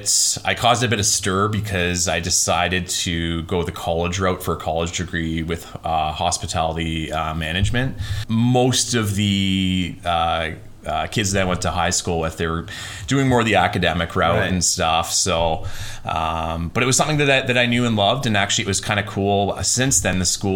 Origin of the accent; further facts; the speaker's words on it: Dundas, Ontario, Canada; moved away as an adult; also born or lived in Oakville, Ontario / Alberta / Vancouver; now in Comox Valley, Canada; they moved to Dundas in another golf community where I spent most of my time growing up